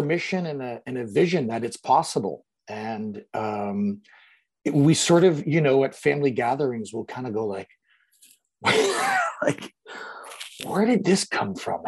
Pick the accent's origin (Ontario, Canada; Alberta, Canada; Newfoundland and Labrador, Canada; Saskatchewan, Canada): Ontario, Canada; London; I grew up in London, Ontario, Canada